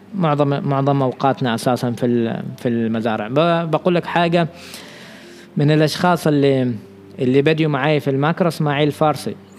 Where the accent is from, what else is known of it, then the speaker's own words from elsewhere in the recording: Oman; نحن كمجتمع عماني عندنا اشياء خاطئه